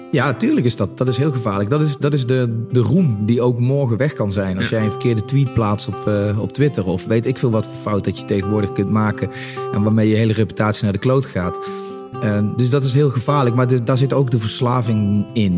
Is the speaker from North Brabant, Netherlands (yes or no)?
no; Limburg, Netherlands; En ik kom uit Limburg, ik kom uit een, eh, eh, nou ja, een klein dorp